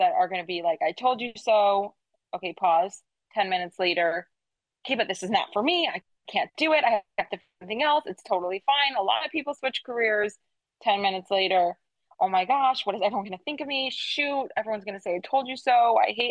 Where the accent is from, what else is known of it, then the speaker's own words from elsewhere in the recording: Detroit, Michigan, United States; moved away as an adult; now in Hollywood, United States; I'm from Detroit originally